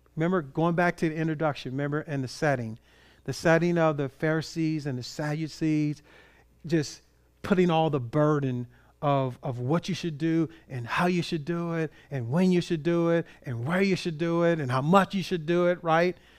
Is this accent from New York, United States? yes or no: no; Compton, California, United States; started from Compton, California